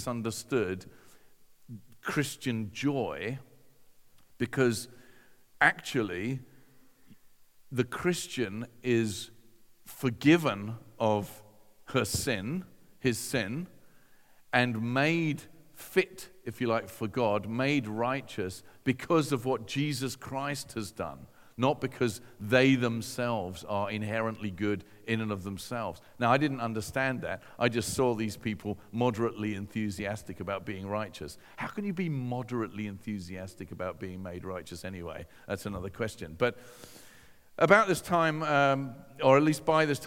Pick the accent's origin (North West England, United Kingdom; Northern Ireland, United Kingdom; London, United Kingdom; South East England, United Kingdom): South East England, United Kingdom; Hove; I'm this teenager from Hove